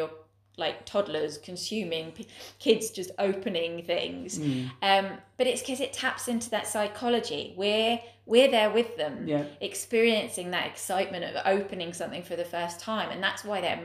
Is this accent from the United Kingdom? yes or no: yes; England, United Kingdom; as an English person